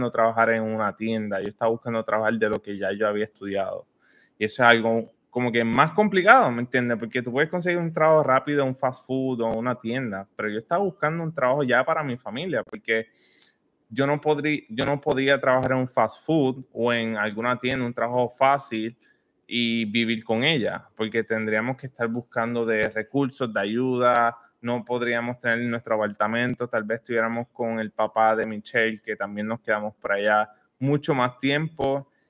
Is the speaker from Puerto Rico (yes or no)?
yes; Puerto Rico; now in Orlando, United States; vinimos de Puerto Rico sin nada, en busca de, de lo que sea